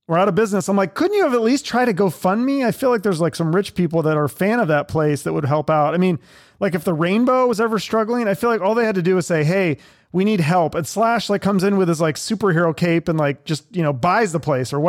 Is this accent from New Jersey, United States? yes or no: no; Washington, United States; my home state in Washington